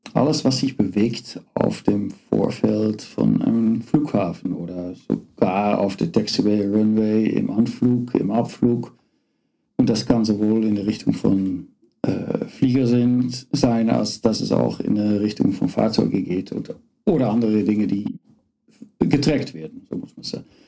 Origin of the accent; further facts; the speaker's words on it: Netherlands; German is a second language; moved away as an adult; also born or lived in Karlsruhe, Germany; now in Aachen, Germany; ich bin Holländer bin nicht nur Holländer, äh, bin nicht nur Niederländer, ich bin auch Holländer, echt Holländer